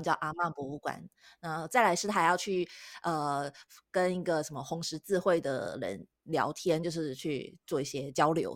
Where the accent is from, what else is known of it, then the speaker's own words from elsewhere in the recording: Taiwan; 我们是台湾人